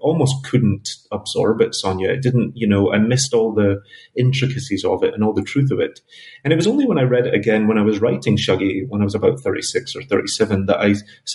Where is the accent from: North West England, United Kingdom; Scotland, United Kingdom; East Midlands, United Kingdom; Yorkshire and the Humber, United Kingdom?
Scotland, United Kingdom; Glasgow; now in New York, United States; Glasgow is my spiritual heart